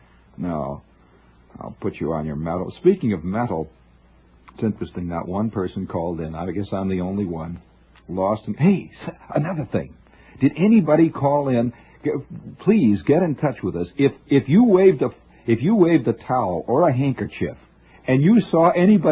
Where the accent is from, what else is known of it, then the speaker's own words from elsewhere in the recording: Middle West, Midwest, United States; moved away; I'm from the Middle West